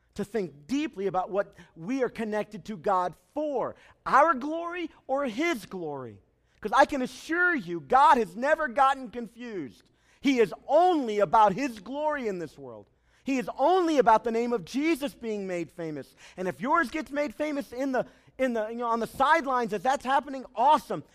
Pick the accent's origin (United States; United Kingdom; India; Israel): United States; I am American through and through